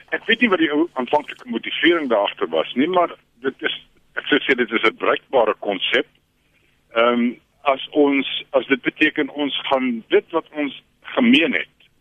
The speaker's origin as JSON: {"language": "Afrikaans", "country": "South Africa", "said": "ek is 'n wit Afrikaner en en my mense se geskiedenis"}